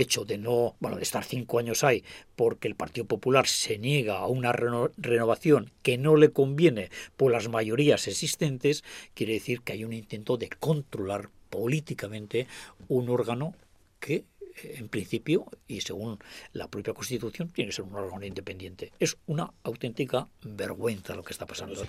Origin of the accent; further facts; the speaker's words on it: Agurain, Basque Country, Spain; provenimos de Agurain, de Salvatierra